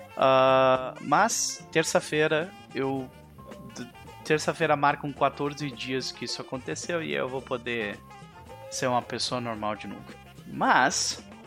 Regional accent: Viamão, Rio Grande do Sul, Brazil; Na época eu morava em Viamão com a minha família

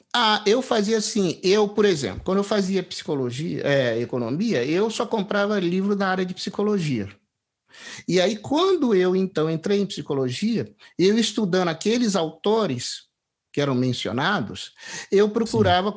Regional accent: Três Rios, Rio de Janeiro, Brazil; eu sou é do interior do estado do Rio, de Três Rios

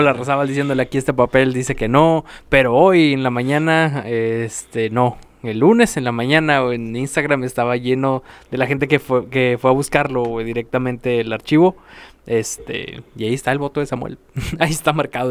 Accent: Monterrey, Nuevo León, Mexico; Primero somos regios antes que mexicanos.

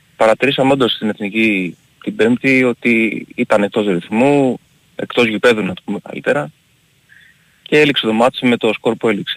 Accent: Greece; εμείς οι Έλληνες

